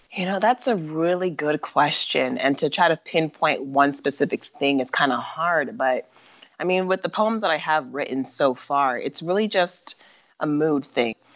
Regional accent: Mesa, Arizona, United States; I was born and raised in Mesa, Arizona

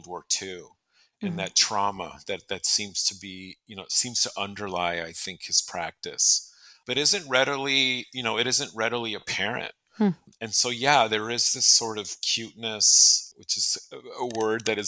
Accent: San Diego, California, United States; now in Phoenix, United States; I grew up in San Diego

